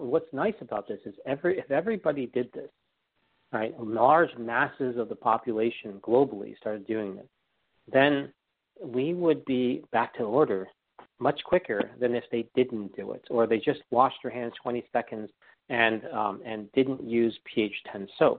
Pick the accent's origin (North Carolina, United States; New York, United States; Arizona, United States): New York, United States; I learned that from being a New Yorker and right outside of this epicenter, right?